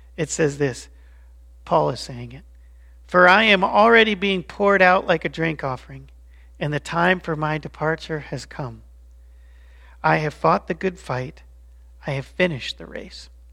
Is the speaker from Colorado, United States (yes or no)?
yes; Colorado Springs, Colorado, United States; also born or lived in Chicago; When I was only five years old, my dad's work moved us to Colorado Springs, to fifty-one forty-five Escopardo Way. And that was the address of where I grew up.